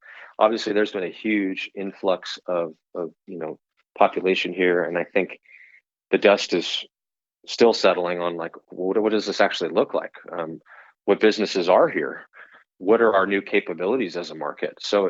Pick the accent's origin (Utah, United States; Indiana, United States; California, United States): California, United States; And that might surprise you if you knew that I came from California, because people tend to think of that as a much more red tape state.